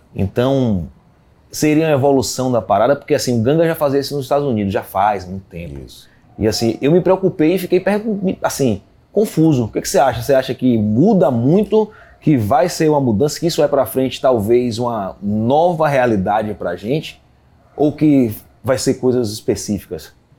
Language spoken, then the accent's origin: Portuguese; Brazil; moved away; also born or lived in England; eu sou brasileiro